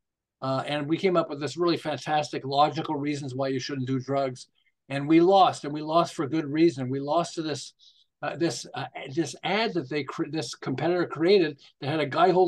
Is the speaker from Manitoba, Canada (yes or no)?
no; Montreal, Quebec, Canada; moved away as an adult; also born or lived in Los Angeles; now in Southern California, United States; I'm originally from Montreal